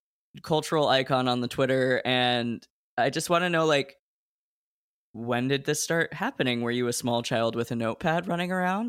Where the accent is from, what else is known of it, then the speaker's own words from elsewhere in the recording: Oregon, United States; And I grew up in Oregon, and there wasn't like a big BFA program there